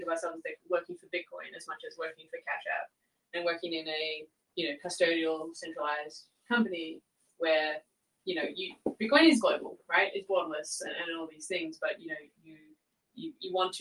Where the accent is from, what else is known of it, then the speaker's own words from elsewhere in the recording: Australia; I'm Australian